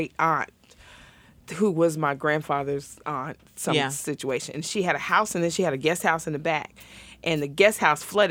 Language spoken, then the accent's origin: English; Canton, Ohio, United States; also born or lived in Cleveland, Ohio / Pasco, Washington; now in Seattle, United States; I'm from Canton, Ohio. Born in Cleveland